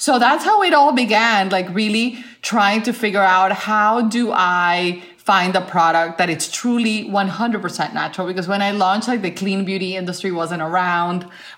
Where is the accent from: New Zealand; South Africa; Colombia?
Colombia; I am a Latin woman. I grew up in Colombia and I'm very, very Latin with my beauty practices.